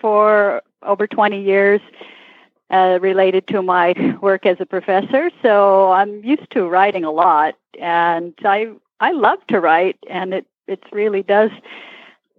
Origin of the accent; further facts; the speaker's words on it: the Northwest, mostly Montana and Idaho, United States; moved away as an adult; also born or lived in Chicago; now in Nashville, United States; I grew up in the Northwest, mostly Montana and Idaho.